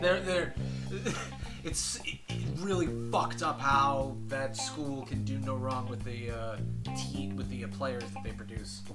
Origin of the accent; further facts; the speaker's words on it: New Jersey, United States; I'm from New Jersey